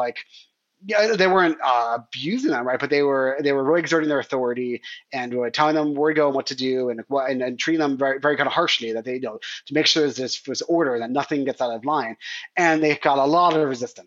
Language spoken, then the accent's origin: English; United States; I was American